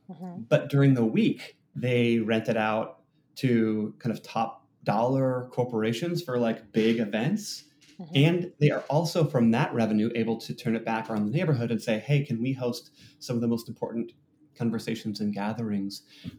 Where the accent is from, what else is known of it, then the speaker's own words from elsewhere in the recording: Seattle, Washington, United States; which, I'm from Seattle, everyone's heard of Amazon.com